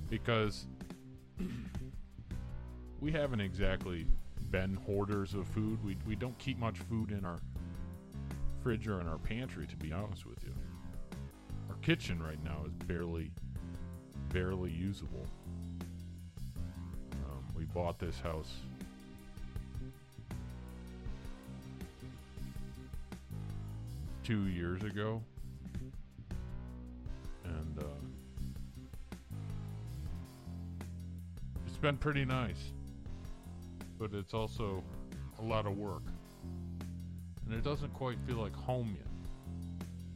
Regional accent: Detroit area, Michigan, United States; I'm from Michigan. From around the Detroit area. I'm about a half mile from the Detroit border.

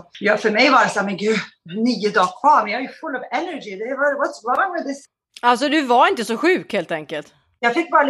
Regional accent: Skellefteå, Västerbotten County, Sweden; born there; Gud, ja du, jag är född i Skellefteå, men jag bodde inte där så jättelänge. Vi flyttade sen runt ganska mycket i uppväxten.

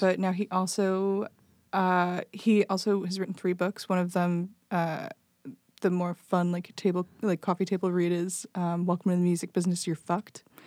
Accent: Belleville, Illinois, United States; moved away as an adult; also born or lived in Decatur, Illinois; now in Chicago, United States; I grew up in, um, Belleville, Illinois, which is, like, right next to Saint Louis

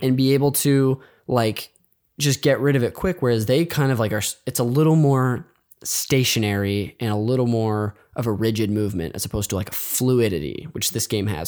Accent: Bay Area, California, United States; I grew up near the Bay Area

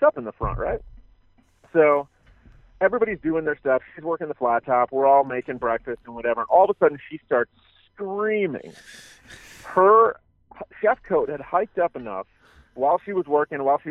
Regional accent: Michigan, United States; now in Chicago, United States; I'm from Michigan originally, so I'm a Tigers fan

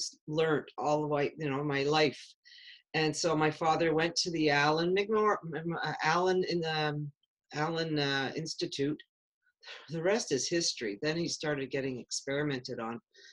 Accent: Chambly, Quebec, Canada; I grew up in a small town. It wasn't a city, a small town called Chambly, south side of Montreal.

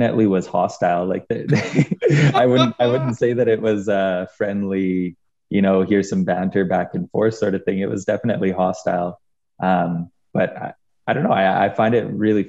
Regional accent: Edmonton, Alberta, Canada; I'm from Edmonton

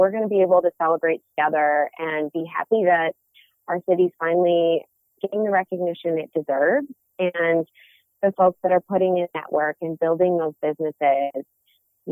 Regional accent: Detroit, Michigan, United States; I am born and bred in Metro City, Detroit

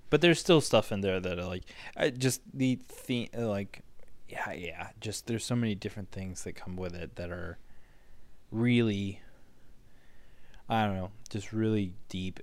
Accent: United States; as an American

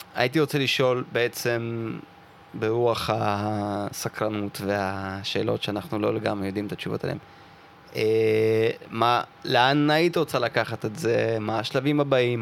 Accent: Russia; now in Israel; אני מרוסיה

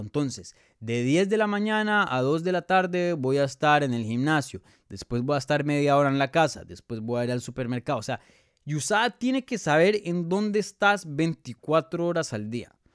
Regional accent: Bogotá, Colombia; Colombiano. Soy de Bogotá, Colombia.

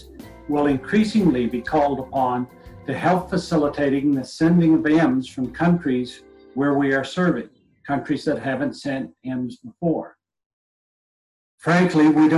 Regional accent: New Brunswick, Canada; I come from New Brunswick

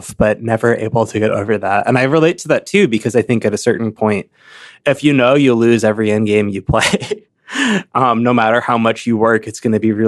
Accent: Chapel Hill, North Carolina, United States; also born or lived in Chicago; now in Lincoln, Nebraska, United States; I grew up in Chapel Hill, North Carolina, which was a college town where the main university was

